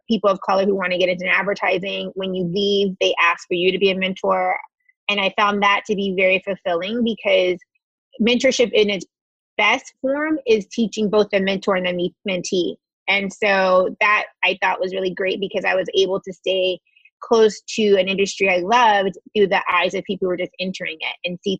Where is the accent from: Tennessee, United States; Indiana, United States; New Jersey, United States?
Tennessee, United States; Chattanooga; I grew up in Chattanooga, Tennessee